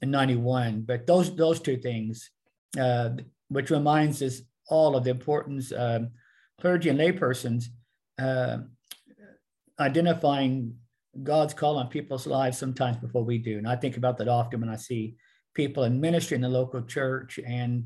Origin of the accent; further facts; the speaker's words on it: Muskogee, Oklahoma, United States; we lived in the small town of Muskogee, where I grew up in the Fife